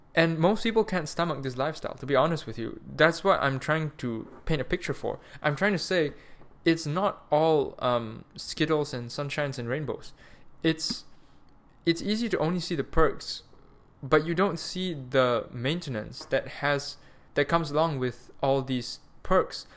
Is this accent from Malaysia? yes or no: yes; Malaysia; also born or lived in Munich, Germany; now I'm back home, um, in Malaysia. I'm Malaysian